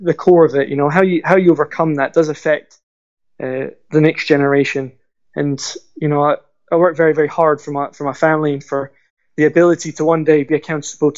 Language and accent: English; Glasgow, Scotland, United Kingdom; now in York, United Kingdom; I was raised in Glasgow